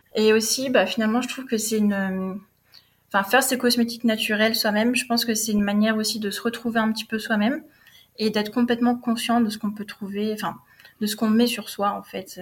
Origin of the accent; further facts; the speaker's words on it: Bordeaux, Nouvelle-Aquitaine, France; moved away as an adult; also born or lived in Paris / New York / Austin, Texas; je suis originaire de Bordeaux. Donc, euh, j'ai vécu à Bordeaux jusqu'à mes 20 ans